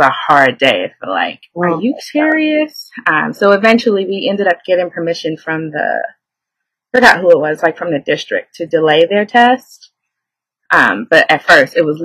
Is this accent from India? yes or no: no; New York City, New York, United States; As a New Yorker, you tune out noise